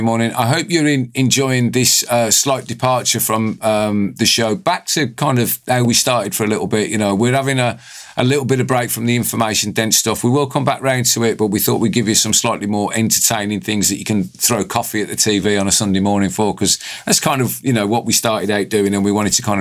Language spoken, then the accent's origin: English; United Kingdom